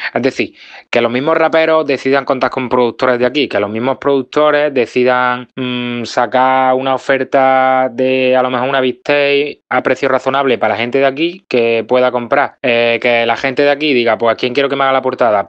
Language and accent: Spanish; Córdoba, Andalusia, Spain; de Córdoba, soy rapero